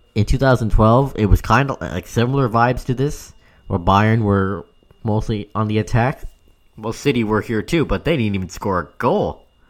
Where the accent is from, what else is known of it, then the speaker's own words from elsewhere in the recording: Canada; I know I'm Canadian